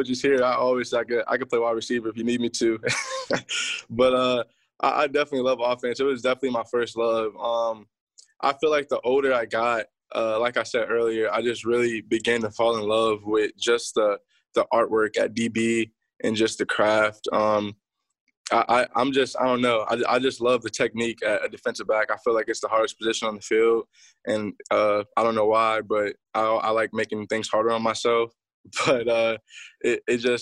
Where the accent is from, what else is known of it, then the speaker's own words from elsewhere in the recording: Youngstown, Ohio, United States; now in Atlanta, United States; I live in Atlanta, Georgia. I moved from Youngstown, Ohio. So when I first started playing football, I was playing in Youngstown